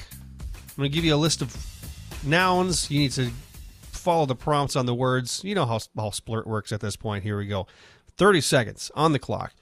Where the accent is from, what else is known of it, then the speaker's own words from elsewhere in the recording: United States; I'm an American